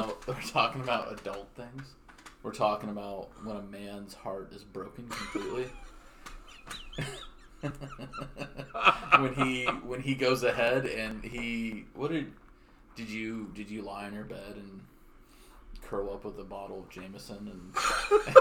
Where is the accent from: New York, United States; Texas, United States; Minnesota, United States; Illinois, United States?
Texas, United States; moved away; I'm from Texas